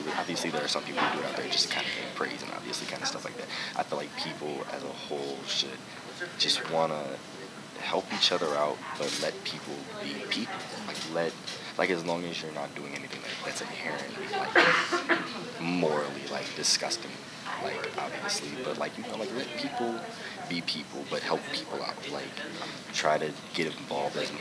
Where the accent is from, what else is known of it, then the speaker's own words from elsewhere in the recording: Alexandria, Virginia, United States; moved away as an adult; also born or lived in Penn State University, Pennsylvania; I'm originally from Alexandria, Virginia